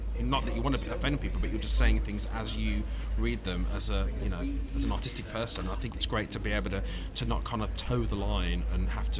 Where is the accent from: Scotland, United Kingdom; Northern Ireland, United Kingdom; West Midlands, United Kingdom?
West Midlands, United Kingdom; Birmingham; now in London, United Kingdom; No, I suppose my accent just went over after being here for a while. But I do. My roots are from Birmingham